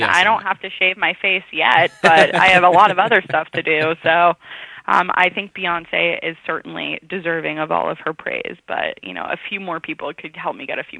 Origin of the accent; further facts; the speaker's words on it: San Francisco, California, United States; also born or lived in New York, United States; So I grew up in San Francisco and in the city, Upper West Side, kind of bouncing back and forth.